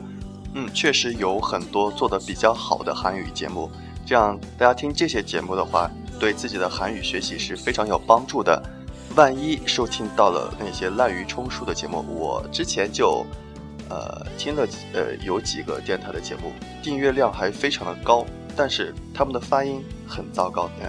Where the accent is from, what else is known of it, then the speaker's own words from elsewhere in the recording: China; 学韩语的话，对我们中国人来说还是呃比较容易的一种语言。